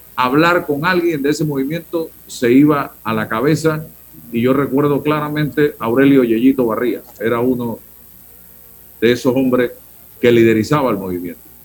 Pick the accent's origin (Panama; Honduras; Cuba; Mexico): Panama; como ciudadano panameño, periodista, profesional